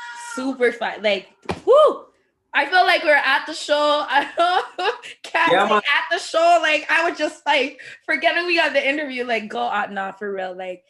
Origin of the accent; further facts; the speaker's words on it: Jamaica; I'm Jamaican. I rep it.